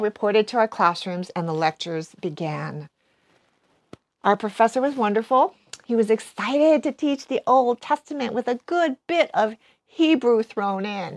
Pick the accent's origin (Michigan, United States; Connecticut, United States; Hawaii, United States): Hawaii, United States; moved away as an adult; also born or lived in West Coast; growing up in Hawaii, even going away to college on the West Coast